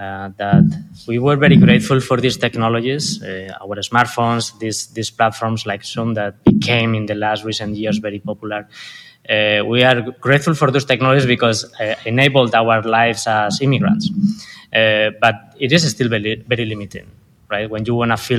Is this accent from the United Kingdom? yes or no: no; Spain; accent: Spanish; English is a second language; moved away as an adult; now in Los Angeles, United States; I was born and raised in Spain, as you can tell by now by my accent.